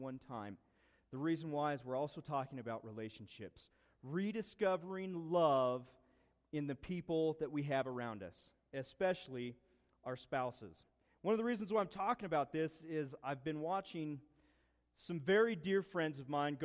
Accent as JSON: {"language": "English", "area": "East Orchard Mesa", "region": "Colorado", "country": "United States", "tie": "born or raised there", "moved": "yes", "said": "We grew up on East Orchard Mesa. We lived there probably, 10 years"}